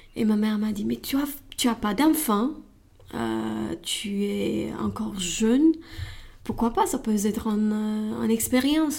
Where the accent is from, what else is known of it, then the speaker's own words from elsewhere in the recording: Romania; French is a second language; moved away as an adult; now in Paris, France; je viens de Roumanie